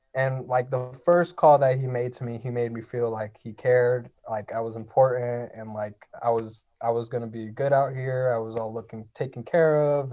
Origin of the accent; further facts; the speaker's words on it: Los Angeles, California, United States; I'm from a place called Frogtown. It's in northeast L A.